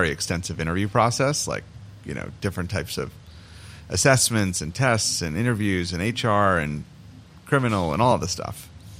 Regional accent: New York, United States; moved away as an adult; also born or lived in Toronto; I'm from New York

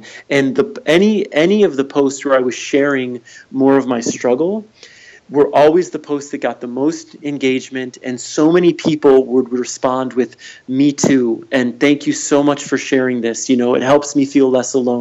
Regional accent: Michigan, United States; moved away as an adult; also born or lived in California / New York / Ann Arbor; I just moved back to Michigan. I grew up here.

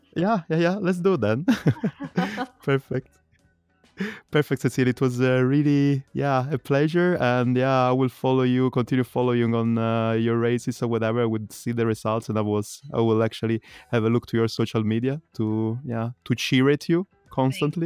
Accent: Italy; English is a second language; now in Berlin, Germany; I grew up in Italy

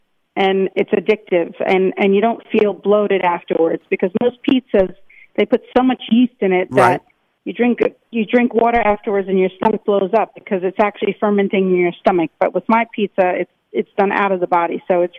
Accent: New York City, New York, United States; But I'm a New Yorker and I wanted to... find an iconic location like Grand Central

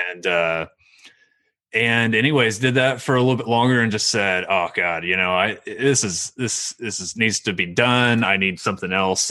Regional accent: Meeker, Oklahoma, United States; also born or lived in Ardmore, Oklahoma / Shawnee, Oklahoma; I grew up in Meeker and, um, really small town

